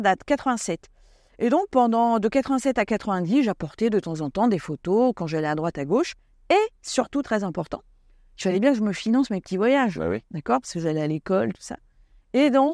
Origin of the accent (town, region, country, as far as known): Essonne, Paris region, Île-de-France, France; born or raised there; also born or lived in Ariège / Basque Country